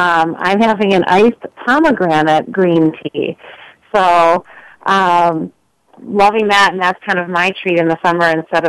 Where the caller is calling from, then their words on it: Minneapolis, Minnesota, United States; I'm also calling from Minneapolis, Minnesota.